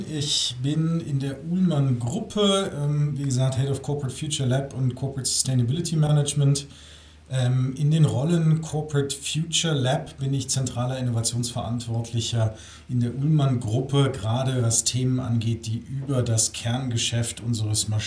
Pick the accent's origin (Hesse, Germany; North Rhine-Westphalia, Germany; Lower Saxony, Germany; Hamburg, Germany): Hamburg, Germany; moved away as an adult; damals mein Leben von Nord nach Süd umgekrempelt. Ähm, bin aus Hamburg